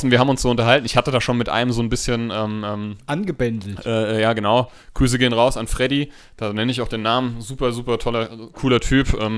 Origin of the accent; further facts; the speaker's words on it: Hanau, Hesse, Germany; ich bin 31 Jahre alt, ich bin Erzieher, ich komme aus Hanau